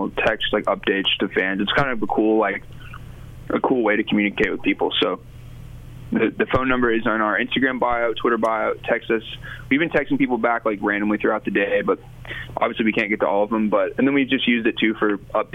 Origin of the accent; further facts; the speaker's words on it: Memphis, Tennessee, United States; moved away as an adult; now in Nashville, United States; me and Spencer are from Memphis, born and raised in Memphis